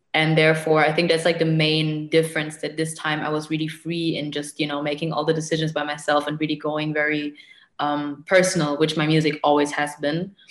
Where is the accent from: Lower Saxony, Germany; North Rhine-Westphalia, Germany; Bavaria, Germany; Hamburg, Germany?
Bavaria, Germany; Munich; moved away as an adult; also born or lived in Arnhem; now in Berlin, Germany; originally, I grew up in Munich